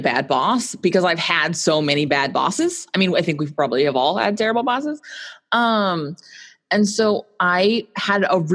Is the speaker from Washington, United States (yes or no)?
no; Phoenix, Arizona, United States; now in Southern California, United States; I grew up in Phoenix, Arizona, which is quite hot.